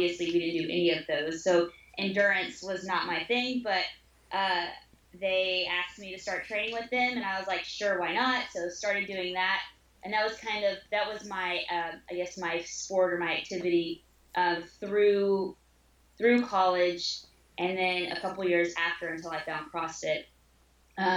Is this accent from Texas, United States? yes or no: yes; San Angelo, Texas, United States; now in Austin, United States; from San Angelo, Texas, kind of a little small town out towards West Texas